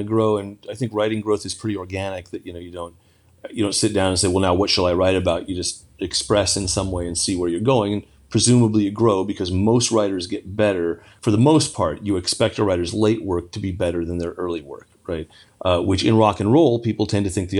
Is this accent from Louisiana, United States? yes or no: no; California, United States; I grew up in California